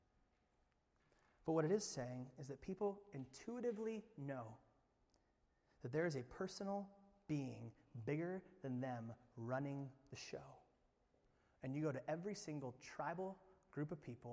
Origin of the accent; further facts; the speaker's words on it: Indiana, United States; moved away; I'm from Indiana